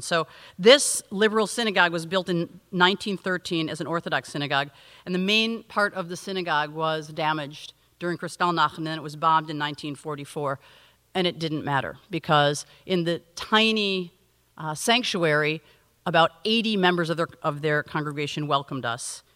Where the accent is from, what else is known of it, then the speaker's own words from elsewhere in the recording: United States; as an American in Germany